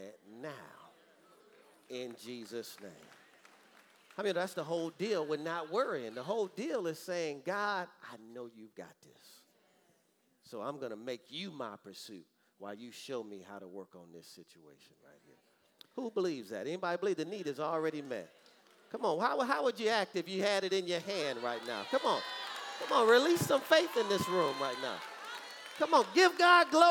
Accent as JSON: {"language": "English", "town": "Detroit", "region": "Michigan", "country": "United States", "tie": "born or raised there", "said": "growing up in Detroit, Michigan."}